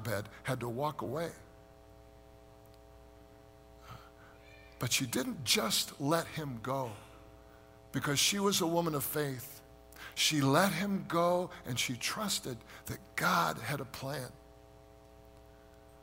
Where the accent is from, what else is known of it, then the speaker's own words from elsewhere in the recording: United States; we as American Christians